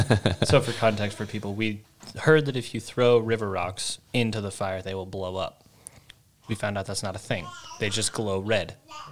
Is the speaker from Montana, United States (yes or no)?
yes; Pinesdale, Montana, United States; we're from Pinesdale.